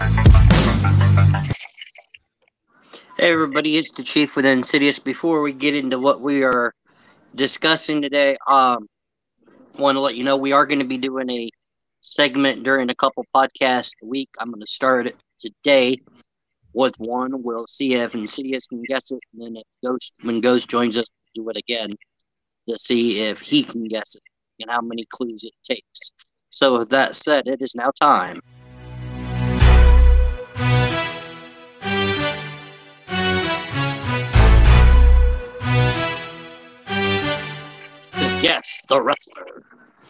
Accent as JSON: {"language": "English", "region": "Iowa", "country": "United States", "said": "We're from Iowa"}